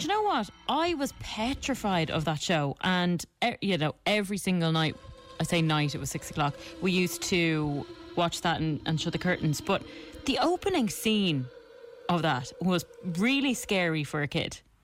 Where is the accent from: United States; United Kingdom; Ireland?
Ireland; Being Irish, we are in the minority